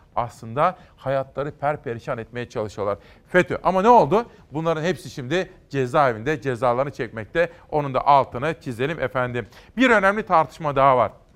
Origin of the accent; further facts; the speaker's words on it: Kütahya, Turkey; moved away; also born or lived in Ankara; benim memleketime Kütahya'ya